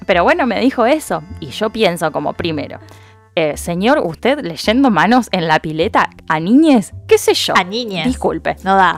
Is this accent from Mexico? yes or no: no; Cañada de Gómez, Santa Fe, Argentina; now in Rosario, Argentina; somos de Cañada de Gómez. Em, una ciudad cerca de Rosario. Ahí crecimos y después nos mudamos a Rosario